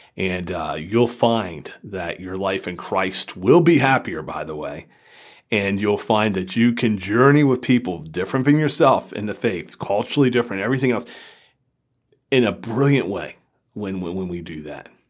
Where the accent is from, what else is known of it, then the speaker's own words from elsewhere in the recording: Florida, United States; I grew up in Florida